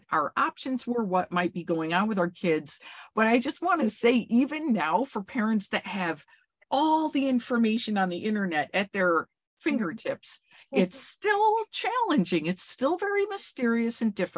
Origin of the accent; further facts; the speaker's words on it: upstate New York, United States; I was born and raised in upstate New York in a very rural place